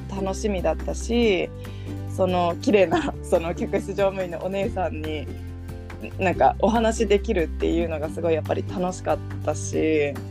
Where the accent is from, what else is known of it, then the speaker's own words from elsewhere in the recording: Brazil; born there; also born or lived in United States / United Kingdom; 実はあのアメリカの前にブラジルにも行ってたんですけどでブラジルで生まれたんですね実は。